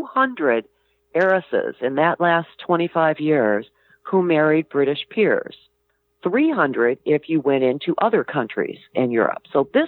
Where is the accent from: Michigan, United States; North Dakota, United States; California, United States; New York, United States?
Michigan, United States; moved away as an adult; I grew up in Michigan.